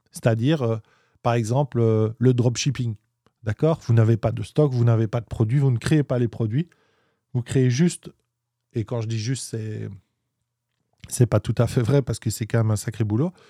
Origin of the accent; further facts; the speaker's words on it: Belgium; on est belge, on dit 8